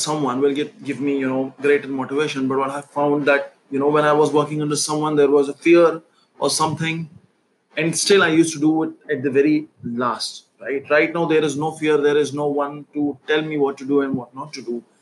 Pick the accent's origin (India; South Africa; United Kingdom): India; New Delhi, Delhi; I'm from New Delhi.